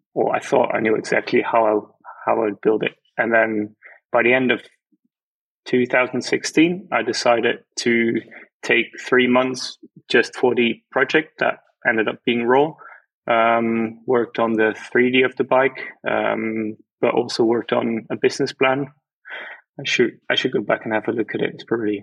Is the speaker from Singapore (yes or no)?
no; Netherlands; moved away as an adult; now in Germany; I'm from the Netherlands. I've been living in Germany for a while now